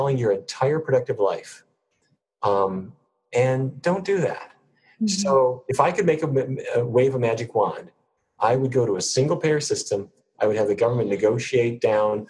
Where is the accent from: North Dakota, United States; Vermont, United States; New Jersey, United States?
North Dakota, United States; Fargo; grew up in Fargo, North Dakota